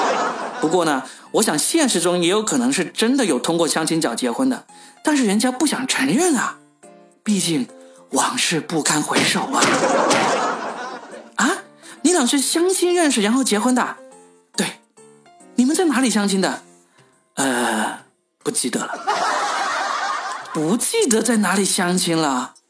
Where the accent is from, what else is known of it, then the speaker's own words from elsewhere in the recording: Guangdong, China; 但是呢，我们广东人吃东西是很讲原则的。你看，全国人民都在抗议路边烧烤摊用老鼠肉来代替羊肉，我们广东人就从来没有抗议过，因为老鼠肉香啊。